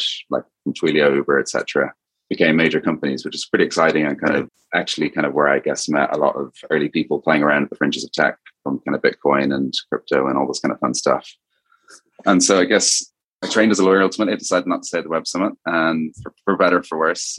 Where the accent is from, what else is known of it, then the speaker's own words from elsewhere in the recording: Dublin, Ireland; accent: Irish; as you kind of may hear from the accent of a name, I'm originally from Ireland, kind of went to school and university in Dublin